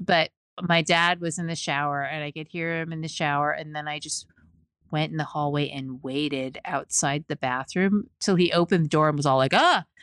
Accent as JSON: {"language": "English", "region": "Pacific Northwest", "country": "United States", "tie": "born or raised there", "said": "growing up in the Pacific Northwest"}